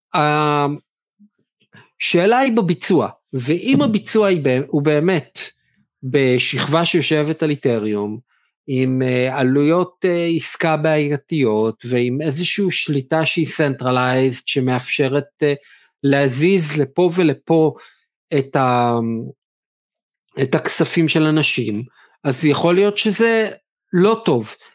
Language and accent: Hebrew; Israel; לנו בתור ישראלים